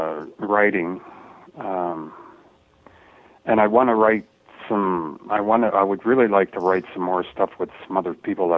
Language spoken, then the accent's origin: English; Toronto, Ontario, Canada; Toronto, Ontario, Canada. Born and raised.